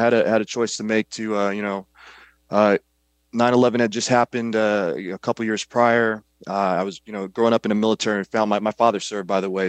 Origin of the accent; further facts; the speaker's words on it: Kankakee, Illinois, United States; I grew up in a small town just south of Chicago, called Kankakee, Illinois.